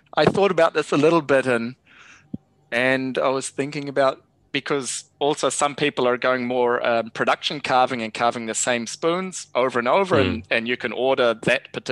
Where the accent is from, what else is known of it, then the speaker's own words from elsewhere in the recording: Nelson, New Zealand; Nelson, my hometown in New Zealand